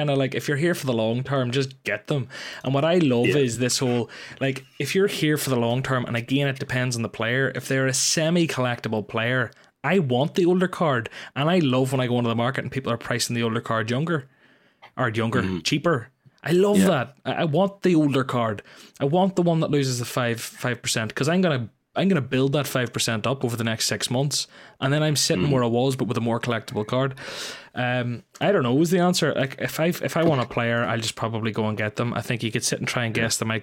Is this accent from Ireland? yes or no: yes; Ireland; I'm Irish